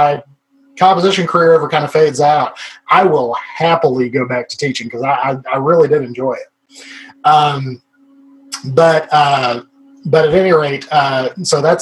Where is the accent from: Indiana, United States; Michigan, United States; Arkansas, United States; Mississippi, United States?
Arkansas, United States; we are from Arkansas, and I'm very proudly from Arkansas